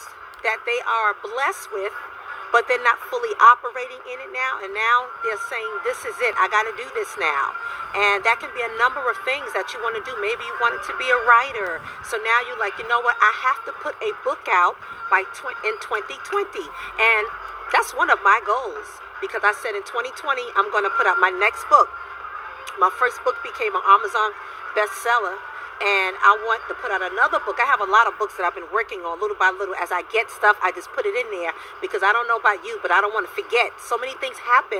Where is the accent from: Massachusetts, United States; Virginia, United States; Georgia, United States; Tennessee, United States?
Virginia, United States; I'm from Virginia.